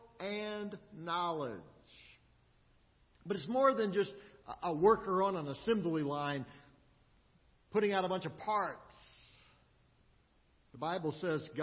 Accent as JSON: {"language": "English", "town": "Austin", "region": "Texas", "country": "United States", "tie": "born or raised there", "also_born_or_lived": "Midland, Texas", "moved": "as an adult", "lives_now": "Springfield, United States", "said": "I grew up in Austin in Central Texas, but it's been a while since I've been back there also. I've lived here in Springfield for over 20 years"}